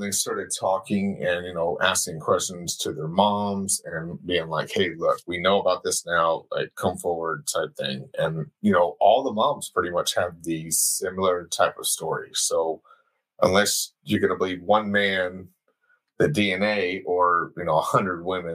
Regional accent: Houston, Texas, United States; I grew up in Houston

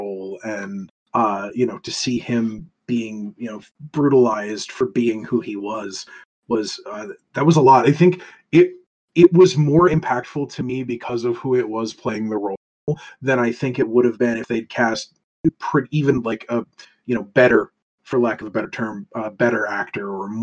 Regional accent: United States; as an American

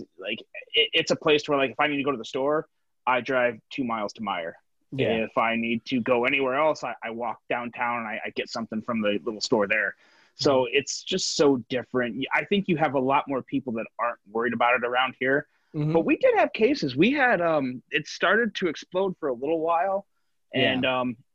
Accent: Northern Indiana, United States; now in Southwest Michigan, United States; I grew up in Northern Indiana. I live in Southwest Michigan right now

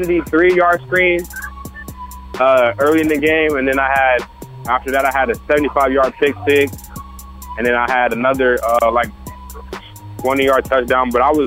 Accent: Temecula, California, United States; also born or lived in San Diego; And then I grew up in Temecula and Marietta area. So I went to kindergarten and sixth grade there.

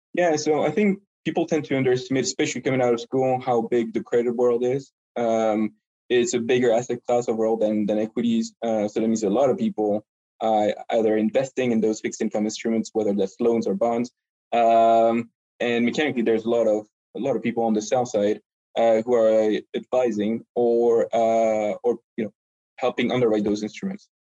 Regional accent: France; English is a second language; moved away as an adult; also born or lived in Montreal, Canada / Paris, France / London, United Kingdom; now in New York, United States; I'm just a regular Frenchman who happens to um, speak a bit of English.

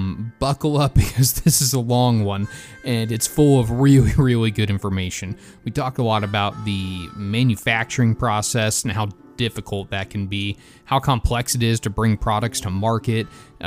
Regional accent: Alabama, United States; but so growing up in Alabama, there's a ton of hunting heritage there with some pretty big and high-profile people.

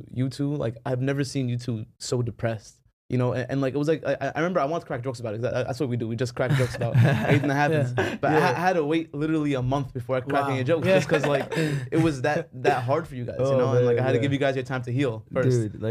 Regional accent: New York, United States; we're from New York, we talk loud

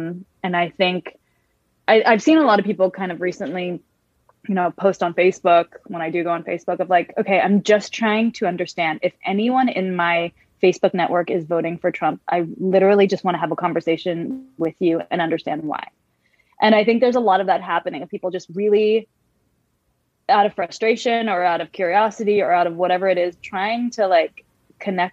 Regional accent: San Francisco, California, United States; I grew up in San Francisco in a very diverse community

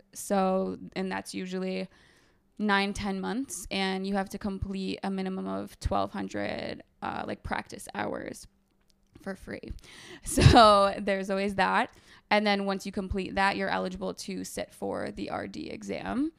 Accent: Binghamton, New York, United States; moved away as an adult; also born or lived in Ithaca, New York; now in New York City, United States; I'm originally from upstate New York, so, like, Binghamton area

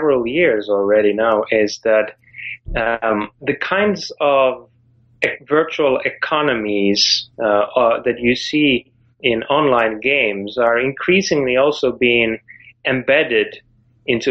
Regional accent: Finland; moved away; I'm from Finland originally

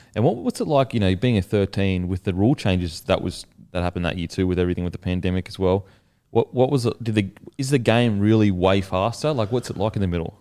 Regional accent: Australia; as an Aussie

